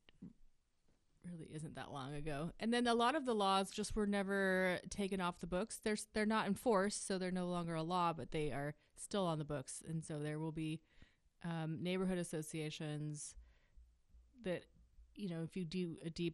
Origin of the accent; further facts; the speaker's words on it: Ashland, Oregon, United States; I grew up in Ashland